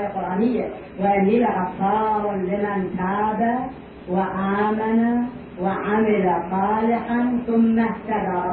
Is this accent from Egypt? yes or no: yes; Egypt; أكبر حكومة في بلادنا مصر لا شك فيه مصر كانت تزود نفس العالم الإسلامي بالثقافة والعلم